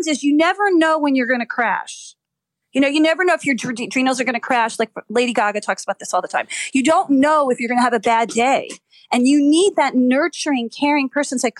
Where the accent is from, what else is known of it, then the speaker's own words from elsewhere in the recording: New Jersey, United States; I'm from Jersey